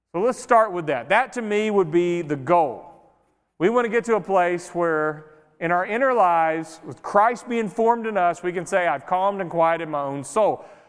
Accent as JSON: {"language": "English", "town": "Greenville", "country": "United States", "tie": "born or raised there", "moved": "yes", "lives_now": "White Oak, United States", "said": "I grew up in Greenville in a city, so I'm used to just noise all the time."}